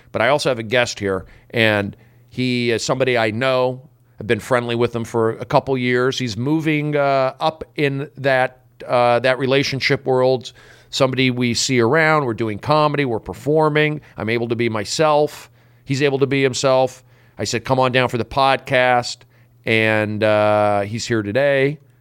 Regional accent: United States; I guess I come from, um, you know, I was just raised on America

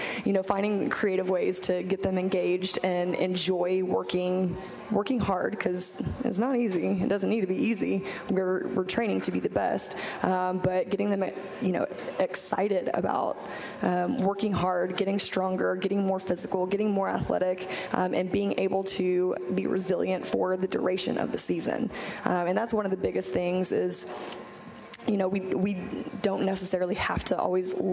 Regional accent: Texas, United States; also born or lived in Evanston, Illinois; I'm originally from Texas

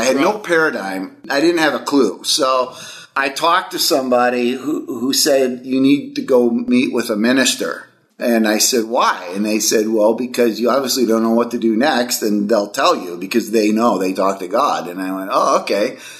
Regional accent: Milwaukee, Wisconsin, United States; I grew up in Milwaukee, Wisconsin. So I'm a cheesehead, diehard Packer fan.

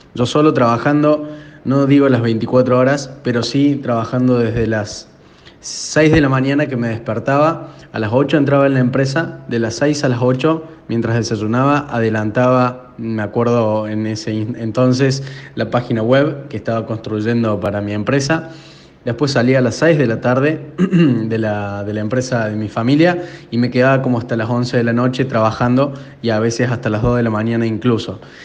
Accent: Córdoba, Argentina; accent: Argentine; de la empresa Drew Inbound de Argentina. Se darán cuenta por, mi acento

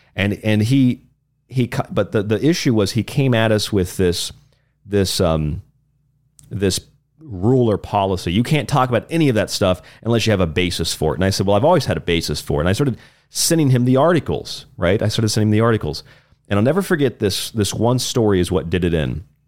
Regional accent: Florida, United States; moved away; in my home state of Florida. This is where I was living at the time

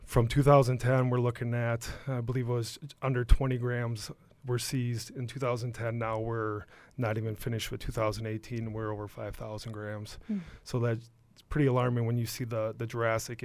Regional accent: Shiocton, Wisconsin, United States; also born or lived in Stevens Point, Wisconsin / Freedom, Wisconsin; I am very local. I grew up in Shiocton.

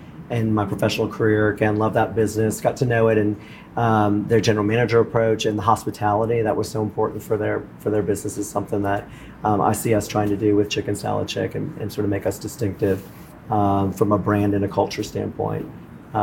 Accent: New Orleans, Louisiana, United States; I'm a native of New Orleans, born and raised in New Orleans

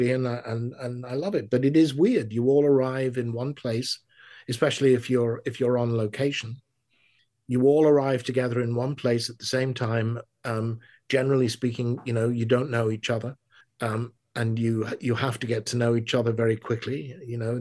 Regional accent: England, United Kingdom; now in United States; being an Englishman

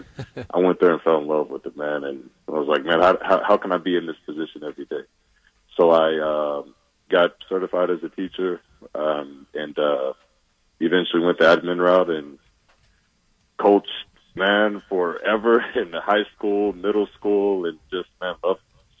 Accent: Oklahoma City, Oklahoma, United States; moved away as an adult; also born or lived in Kentucky / Utah; So born and raised in Oklahoma City, grew up a diehard Oklahoma fan.

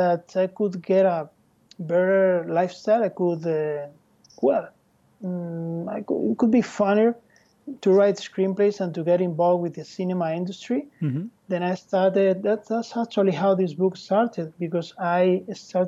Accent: Madrid, Community of Madrid, Spain; English is a second language; moved away as an adult; now in Barcelona, Spain; I was born in Madrid.

